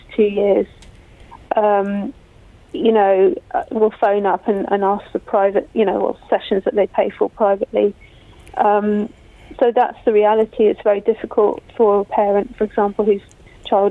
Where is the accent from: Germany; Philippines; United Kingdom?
United Kingdom; BCP, South West England; moved away; also born or lived in Croydon; I just moved back to my hometown.